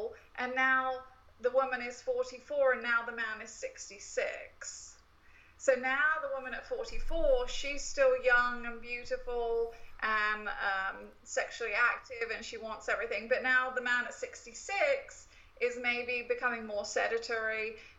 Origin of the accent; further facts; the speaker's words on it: United Kingdom; now in United States; I, as a Brit